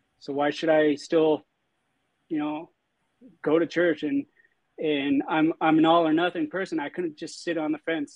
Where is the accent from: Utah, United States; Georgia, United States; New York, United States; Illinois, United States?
Utah, United States; St. George; I was born and raised in St. George, Utah.